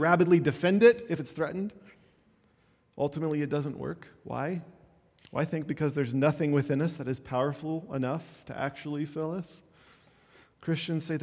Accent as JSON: {"language": "English", "region": "Iowa", "country": "United States", "tie": "born or raised there", "said": "I grew up in Iowa"}